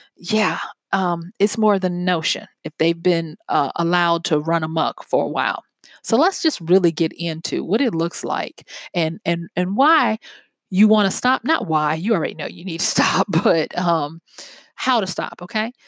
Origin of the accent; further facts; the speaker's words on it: the South, United States; I'm from the South, and we have a saying down here